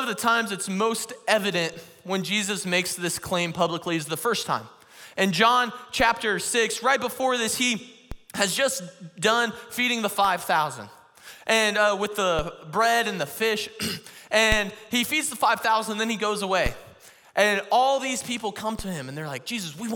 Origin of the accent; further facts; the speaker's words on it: Missouri, United States; I'm from Missouri, and Missouri is known as the show me state.